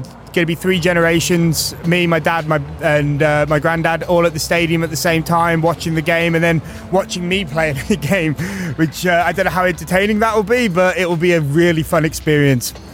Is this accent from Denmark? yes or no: no; Wolverhampton, West Midlands, United Kingdom; now in New York City, United States; growing up in Wolverhampton, been a Wolves fan all my life